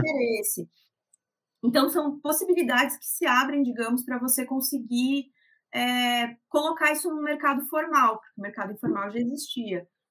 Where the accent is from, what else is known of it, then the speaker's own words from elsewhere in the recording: Jaraguá do Sul, Santa Catarina, Brazil; now in Curitiba, Brazil; na minha cidade natal, que é Jaraguá do Sul